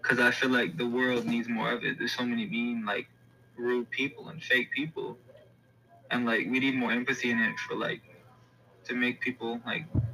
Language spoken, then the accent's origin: English; Texas, United States; now in Indianapolis, United States; I'm originally from Texas, born and raised, but now I'm living in Indy right now, Indiana